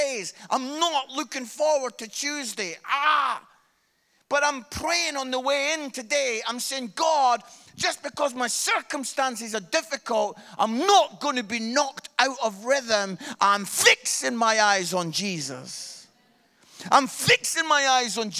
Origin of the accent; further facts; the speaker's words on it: Scotland, United Kingdom; I am Scottish